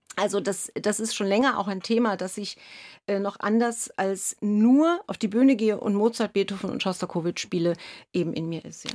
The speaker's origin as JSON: {"language": "German", "region": "Berlin", "country": "Germany", "tie": "born or raised there", "said": "ich komme gebürtig aus, aus Ostdeutschland, aus Ost, in Ostberlin bin ich groß geworden"}